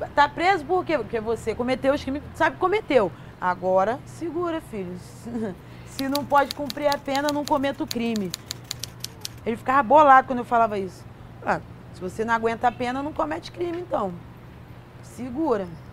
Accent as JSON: {"language": "Portuguese", "region": "Rio de Janeiro", "country": "Brazil", "tie": "born or raised there", "said": "Eu nasci no Rio Comprido, é, zona norte do Rio de Janeiro, uma área de favelas"}